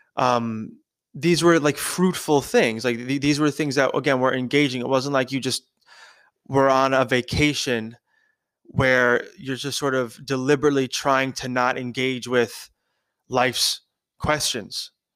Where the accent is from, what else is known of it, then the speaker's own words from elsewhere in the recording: New York, United States; I grew up in New York, I was born in New York, I've been in New York my whole life.